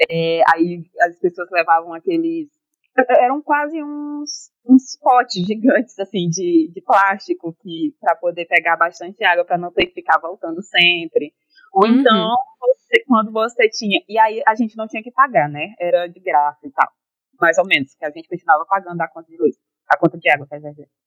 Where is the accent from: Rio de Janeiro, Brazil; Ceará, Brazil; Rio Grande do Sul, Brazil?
Ceará, Brazil; eu sou do Ceará, né? Aí na minha infância todinha teve tempos em que teve estiagem.